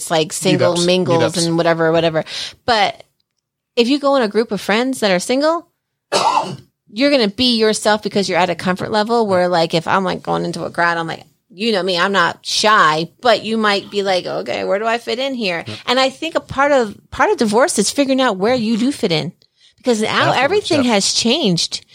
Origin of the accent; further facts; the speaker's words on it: New Jersey, United States; now in Colorado, United States; I'm from Jersey